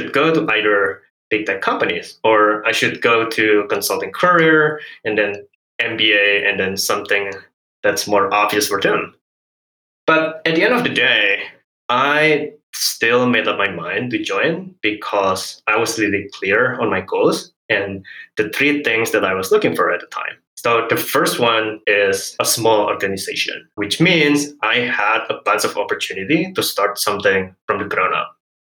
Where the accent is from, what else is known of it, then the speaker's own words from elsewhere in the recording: Indonesia; first language Hokkien; English is a second language; So I grew up in Indonesia with Hokkien as my first language before learning Bahasa Indonesia. And I moved between different islands and provinces as well, went to local schools and university, but not an international one.